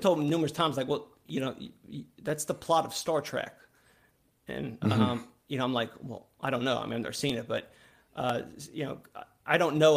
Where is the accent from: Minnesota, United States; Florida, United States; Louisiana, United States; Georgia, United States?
Louisiana, United States; I'm from Louisiana. I live in a small town okay. in Louisiana